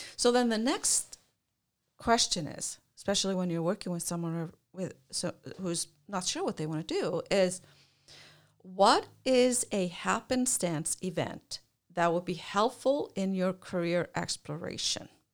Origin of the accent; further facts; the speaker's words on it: Iceland; moved away as an adult; I grew up in Iceland